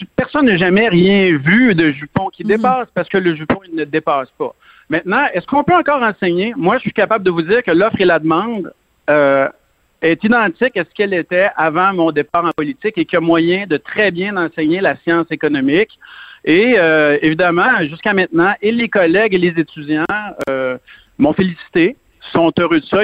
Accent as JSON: {"language": "French", "town": "Lebel-sur-Quévillon", "region": "Quebec", "country": "Canada", "tie": "born or raised there", "also_born_or_lived": "Saguenay-Lac-Saint-Jean / Montérégie", "said": "je viens de Saguenay-Lac-Saint-Jean. J'ai grandi dans le nord du Québec et à lebel sur quivion et par la suite, on a, euh, la famille, on a acheté une, ferme en Montérégie"}